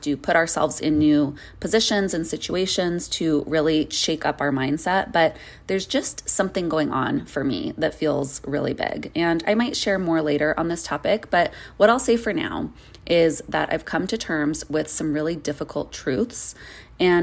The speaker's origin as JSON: {"language": "English", "region": "Arizona", "country": "United States", "tie": "born or raised there", "moved": "yes", "said": "I grew up in Arizona and I lived there for really most of my life"}